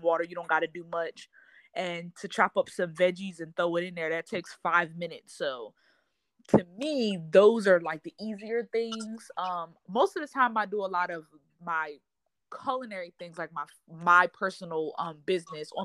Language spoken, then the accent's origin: English; Wilmington, Delaware, United States; moved away as an adult; also born or lived in North Carolina; now in Texas, United States; I lived in North Carolina for school, but I'm originally from Delaware. So I moved from North Carolina to Texas almost 2 years ago.